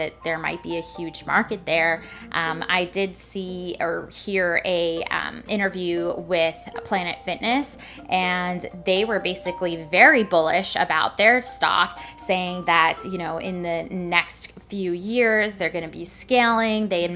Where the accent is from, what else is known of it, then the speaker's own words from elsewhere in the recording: Washington, United States; my home state, Washington